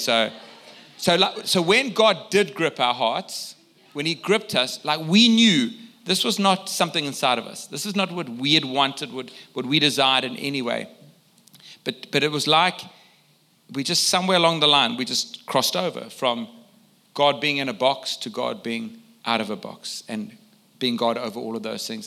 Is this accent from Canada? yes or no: no; South Africa; I come from South Africa